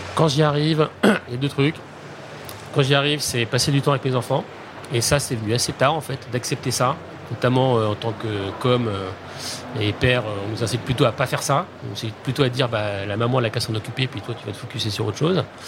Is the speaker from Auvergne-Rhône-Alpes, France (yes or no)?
yes; Haute-Savoie, near Annecy, Auvergne-Rhône-Alpes, France; also born or lived in Nancy; j'ai atterri dans les Alpes, en fait, qui est plutôt en fait là où j'ai grandi, en Haute-Savoie, dans un petit